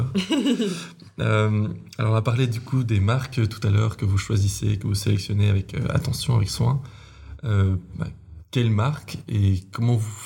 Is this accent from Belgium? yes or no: yes; Nivelles, Wallonia, Belgium; je viens de Nivelles